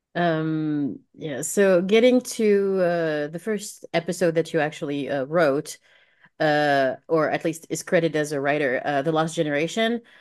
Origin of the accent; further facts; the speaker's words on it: France; moved away; I'm from France, so I didn't study most of American history.